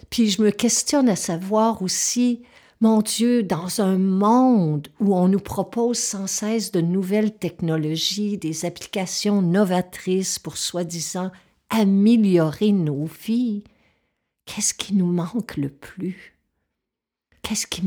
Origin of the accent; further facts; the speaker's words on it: Quebec, Canada; je suis touchée par les feux qui ravagent le nord du Québec parce que c'est ma région natale.